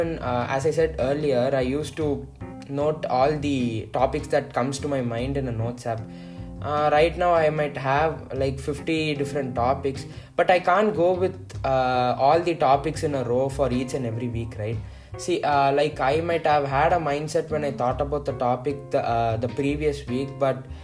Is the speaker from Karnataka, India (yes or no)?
no; Tamil Nadu, India; first language Tamil; English is a second language; I am basically from Tamil Nadu and I am most comfortable in Tamil